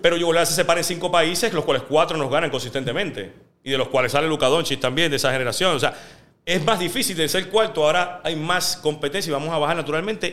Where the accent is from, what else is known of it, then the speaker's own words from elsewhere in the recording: Puerto Rico; moved away as an adult; este es mi lugar, yo me crié aquí